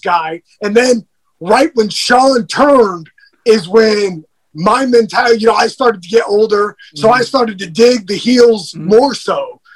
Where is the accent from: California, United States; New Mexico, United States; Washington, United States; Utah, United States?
California, United States; now in Georgia, United States; I was born and raised in California. So when I moved to Georgia